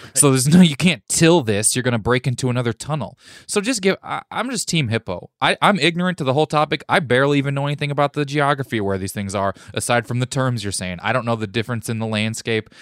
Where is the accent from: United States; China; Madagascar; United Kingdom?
United States; Missouri; moved away; my home state's Josh Hawley